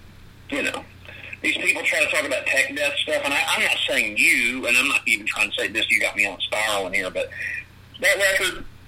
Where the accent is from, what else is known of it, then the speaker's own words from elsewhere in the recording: Florida, United States; I am Canadian, so you can suck my fucking dick. I was raised in Florida